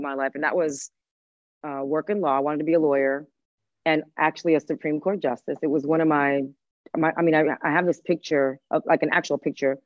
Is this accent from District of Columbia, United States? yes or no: yes; Washington, District of Columbia, United States; first language Spanish; English is a second language; also born or lived in Havana, Cuba / Miami, Florida; I'm from DC, because I am. Like, I've been here my entire life